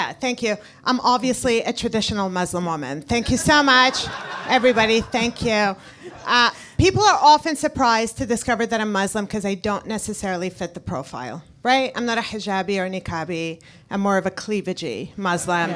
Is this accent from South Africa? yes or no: no; Canada; English is a second language